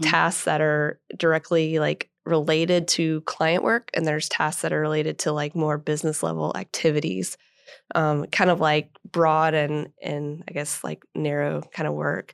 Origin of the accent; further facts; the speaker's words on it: Atlanta, Georgia, United States; moved away; I grew up in Atlanta, went to school at Georgia Tech